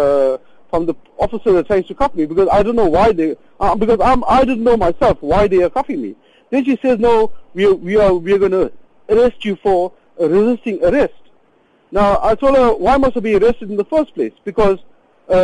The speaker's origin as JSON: {"language": "English", "town": "Durban", "region": "KwaZulu-Natal", "country": "South Africa", "said": "I'm from Durban, so I went visiting relatives in Johannesburg"}